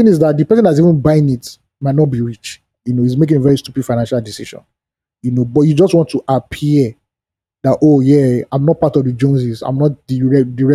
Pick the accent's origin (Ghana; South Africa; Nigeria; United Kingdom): Nigeria; I'm Nigerian